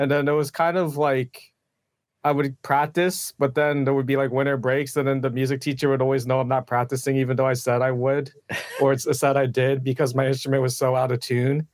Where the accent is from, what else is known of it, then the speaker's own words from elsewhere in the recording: Pennsylvania, United States; now in Kansas City, United States; I grew up in Pennsylvania